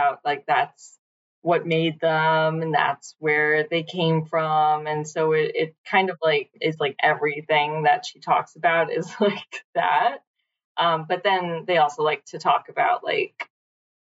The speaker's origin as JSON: {"language": "English", "town": "New York City", "region": "New York", "country": "United States", "said": "I'm from Brooklyn."}